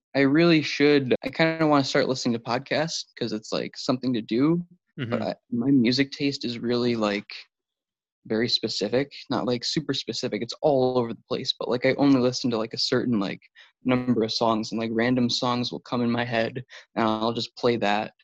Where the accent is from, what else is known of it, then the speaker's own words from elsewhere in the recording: Buffalo, New York, United States; I'm from Buffalo, New York